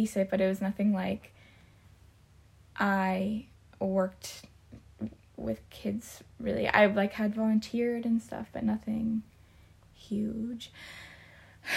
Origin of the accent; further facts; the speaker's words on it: United States; first language English; moved away as an adult; also born or lived in Missouri / Munich, Germany; we are American and English is our native language